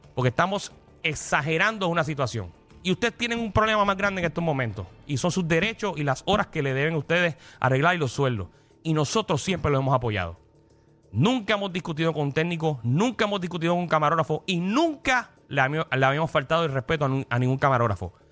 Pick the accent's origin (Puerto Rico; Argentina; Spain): Puerto Rico; Porque yo soy puertorriqueño y Alejandro también.